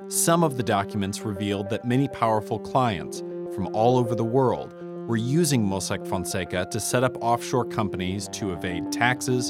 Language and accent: English; San Diego, California, United States; I'm from San Diego